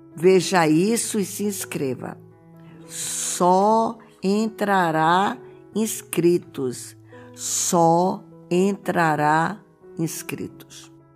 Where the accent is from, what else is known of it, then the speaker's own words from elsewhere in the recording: Pernambuco, Brazil; o povo batista do nosso estado